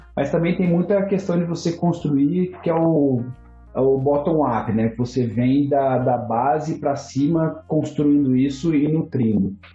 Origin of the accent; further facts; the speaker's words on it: Ourinhos, São Paulo, Brazil; moved away as an adult; also born or lived in Ribeirão Preto, Brazil / Cologne, Germany / United States; eu saí de Ourinhos, fui para Ribeirão Preto fazer faculdade